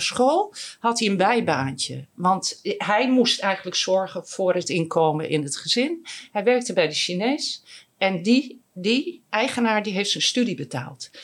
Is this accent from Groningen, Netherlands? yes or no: yes; Groningen, Netherlands; ik ben ook Groninger